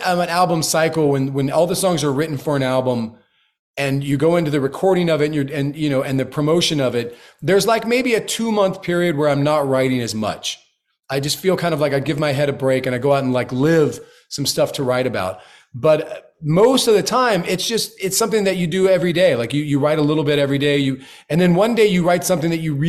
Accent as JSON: {"language": "English", "region": "Florida", "country": "United States", "tie": "born or raised there", "said": "I grew up in Florida, so I know it well"}